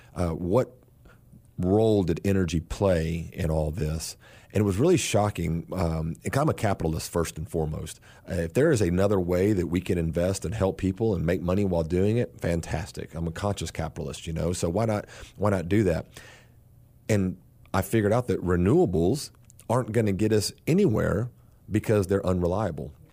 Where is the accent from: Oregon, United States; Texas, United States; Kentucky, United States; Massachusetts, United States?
Texas, United States; South; I'm from South Texas. and, uh, was born and raised